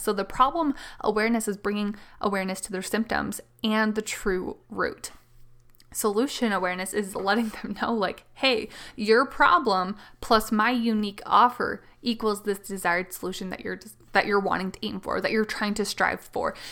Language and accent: English; Canada; I am the Canadian mama